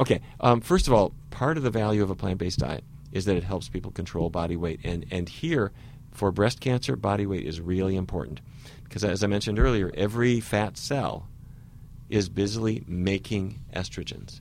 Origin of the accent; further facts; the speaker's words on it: Fargo, North Dakota, United States; I grew up in Fargo, North Dakota